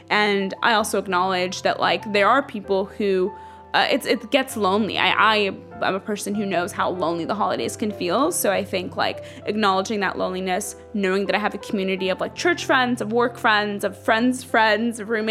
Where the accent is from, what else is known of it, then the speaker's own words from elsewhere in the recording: Dallas, Texas, United States; also born or lived in Ethiopia; Um, that's actually where I grew up. I'm from Ethiopia, but I spent my um, elementary and high school years in Dallas.